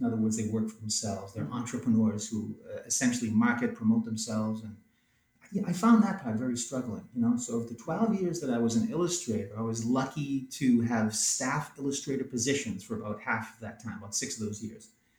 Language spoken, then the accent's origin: English; New England, United States; also born or lived in California / Philadelphia; I was raised in New England and went to art school in New England, got married in New England, yeah. Raising kids in New England. I'm a New England guy.